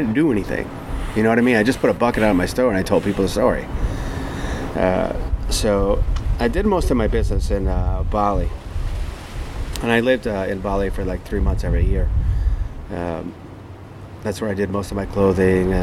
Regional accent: United States; I was from America

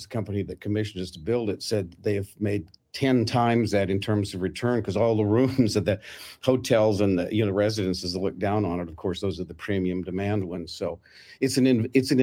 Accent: Salt Lake City, Utah, United States; I grew up in Salt Lake

